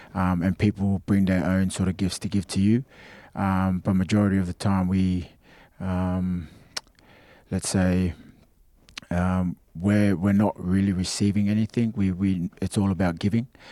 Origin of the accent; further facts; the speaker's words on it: Australia; moved away; I felt more like an Australian as a kid, um, because that's where I grew up